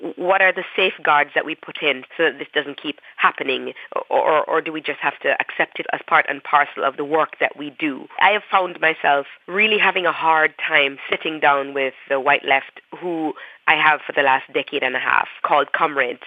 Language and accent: English; Jamaica; moved away as an adult; now in United States; being Jamaican and what it meant to be queer and Jamaican at the same time